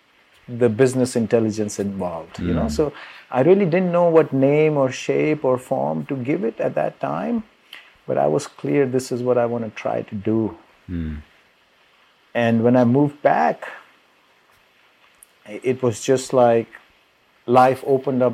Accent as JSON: {"language": "English", "region": "Delhi", "country": "India", "also_born_or_lived": "California, United States", "moved": "as an adult", "said": "I'm from Delhi, India originally, and right after high school, I moved to the US for my college"}